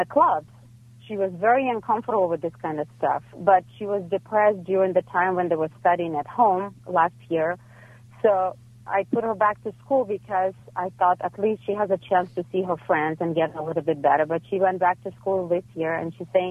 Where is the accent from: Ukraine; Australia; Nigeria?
Ukraine; now in Los Angeles, United States; I'm coming from Ukraine, so everything is very academic